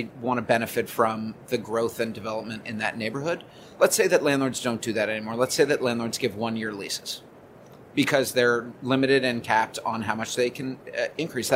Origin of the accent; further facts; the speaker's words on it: New York, United States; as a New Yorker and as somebody who walks and lives and shops in this city